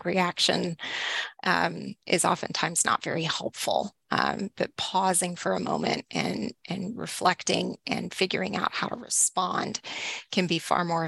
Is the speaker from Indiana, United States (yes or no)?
no; Texas, United States; So I grew up in Northeast Texas, and I've been in libraries.